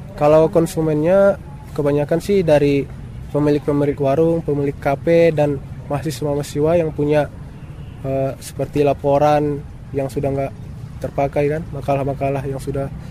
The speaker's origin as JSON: {"language": "Indonesian", "area": "Mandailing Natal", "region": "North Sumatra", "country": "Indonesia", "also_born_or_lived": "Medan", "moved": "yes", "said": "saya uh, asalnya dari Mandailing Natal"}